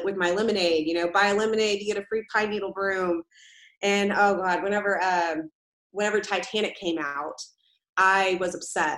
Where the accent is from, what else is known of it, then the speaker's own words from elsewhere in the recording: Tomball, Texas, United States; also born or lived in Corpus Christi, Texas / Magnolia, Texas; I was born in Corpus Christi, Texas, and then I grew up in Tomball up until I was about in 6th or 7th grade, and then I went to the rival school, which was called Magnolia High School